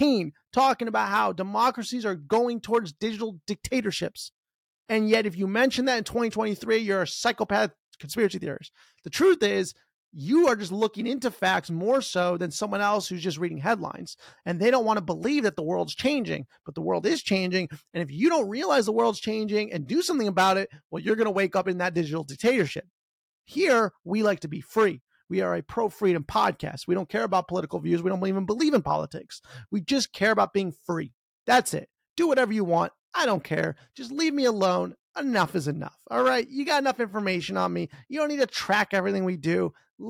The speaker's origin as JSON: {"language": "English", "country": "United States", "said": "as an American"}